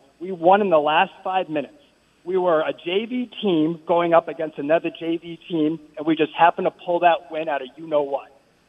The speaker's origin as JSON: {"language": "English", "region": "New England", "country": "United States", "said": "I'm from New England, man."}